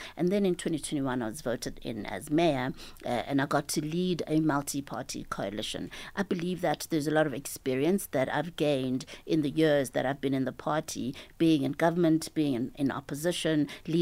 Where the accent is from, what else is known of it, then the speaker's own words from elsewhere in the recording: Mabopane, Gauteng, South Africa; also born or lived in Hebron, North West, South Africa; I moved in with my parents in Mabubani when I was about 3 years old, and I started school when I was four at a primary school in Mabubani